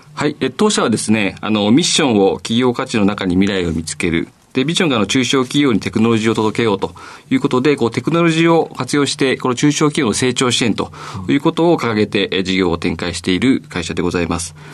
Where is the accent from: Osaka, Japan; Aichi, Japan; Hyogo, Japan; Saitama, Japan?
Aichi, Japan; Kasugai; 出身は愛知県の 春日市という、あの、岐阜県の県境の方ですね。